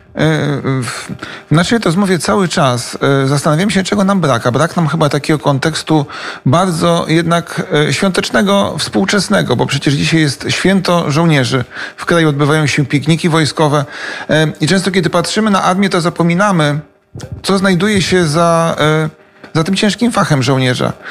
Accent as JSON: {"language": "Polish", "country": "Poland", "moved": "yes", "lives_now": "Kyiv, Ukraine", "said": "nas Polaków"}